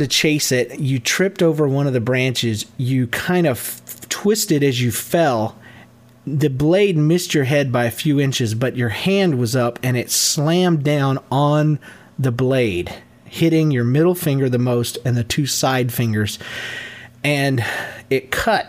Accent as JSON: {"language": "English", "region": "Georgia", "country": "United States", "also_born_or_lived": "Yulee, Florida", "said": "I'm from Georgia"}